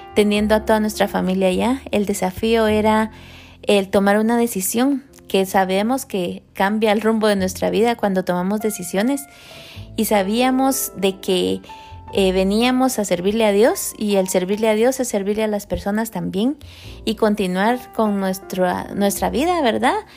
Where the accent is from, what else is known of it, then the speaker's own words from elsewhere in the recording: Guatemala; moved away as an adult; nosotros somos de Guatemala y venimos hace 18 años aproximadamente